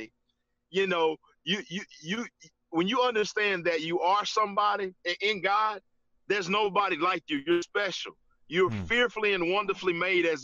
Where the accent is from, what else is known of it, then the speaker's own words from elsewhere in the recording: Gainesville, Georgia, United States; I grew up in Gainesville